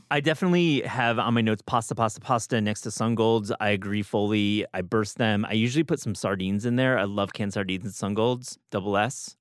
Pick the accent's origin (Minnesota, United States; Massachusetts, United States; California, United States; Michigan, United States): Michigan, United States; Midwest; moved away; Midwest, when I was growing up, we have a strawberry season